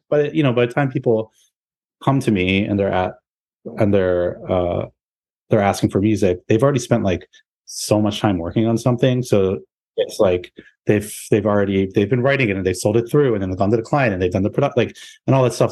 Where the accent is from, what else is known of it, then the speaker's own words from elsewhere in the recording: New Orleans, Louisiana, United States; moved away as an adult; now in New York, United States; I grew up in New Orleans